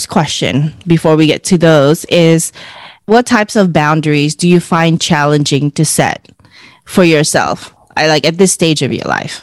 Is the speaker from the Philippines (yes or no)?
yes; Philippines; as Filipino women